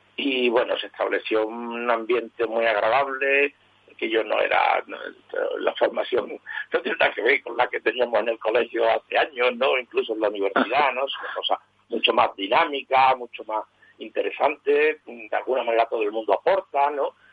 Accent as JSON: {"language": "Spanish", "town": "Seville", "region": "Andalusia", "country": "Spain", "tie": "born or raised there", "said": "yo nací en Sevilla hace 70 años"}